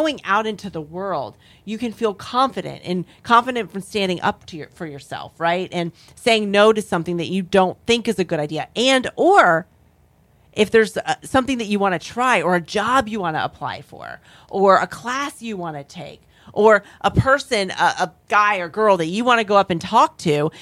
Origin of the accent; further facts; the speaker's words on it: Florida, United States; moved away as an adult; also born or lived in North Carolina; I grew up in Florida, and I moved away to North Carolina for about 14 years